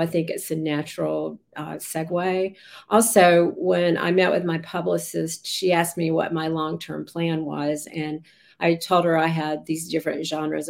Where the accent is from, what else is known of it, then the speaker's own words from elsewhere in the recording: Raleigh, North Carolina, United States; I grew up in Raleigh, and um, we were a family of five